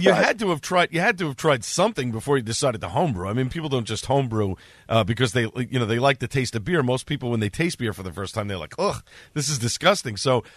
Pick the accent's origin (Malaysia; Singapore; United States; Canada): United States; New York City, New York; a brewery on Staten Island, which happens to be my hometown.